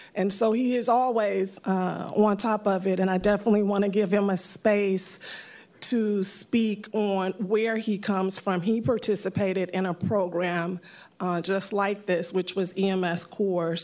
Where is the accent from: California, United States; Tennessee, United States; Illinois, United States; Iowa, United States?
California, United States; San Francisco; I am a native San Franciscan I grew up in the Fillmore District